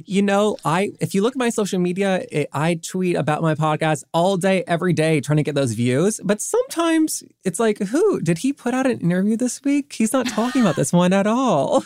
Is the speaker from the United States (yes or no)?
yes; the South, United States; growing up in the South